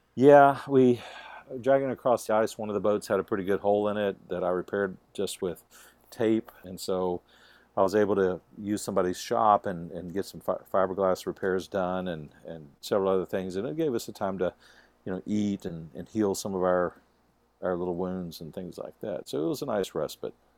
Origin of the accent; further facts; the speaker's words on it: Texas, United States; Jeff and I were raised in Texas, and we were raised around guns and hunting and mountain lions